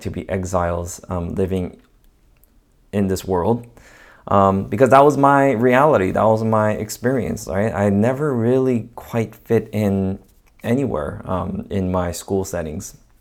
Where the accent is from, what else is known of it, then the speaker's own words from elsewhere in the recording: Los Angeles, California, United States; also born or lived in Diamond Bar, California; I grew up in this neighborhood ca-, called Echo Park in Los Angeles, uh, for all of my elementary school years and for most of my middle school.